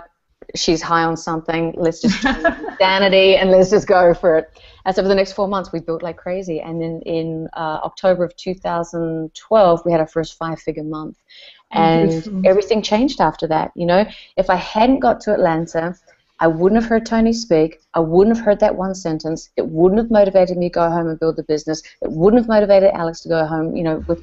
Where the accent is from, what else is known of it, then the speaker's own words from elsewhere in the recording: New Zealand; I'm from New Zealand